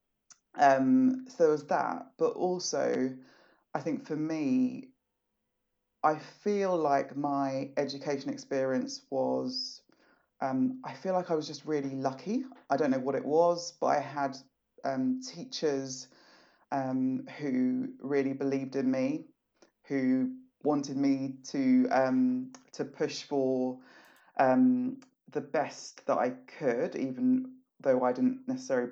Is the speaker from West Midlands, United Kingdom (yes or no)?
no; London, United Kingdom; also born or lived in Nigeria; I grew up in Southeast London and black. I was born in Nigeria and moved to the UK when I was four